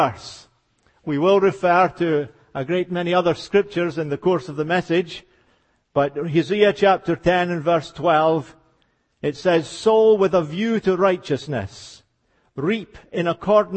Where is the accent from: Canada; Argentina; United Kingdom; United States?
United Kingdom; Scotland; accent: Scottish; as you can hear, I was born and raised in Scotland.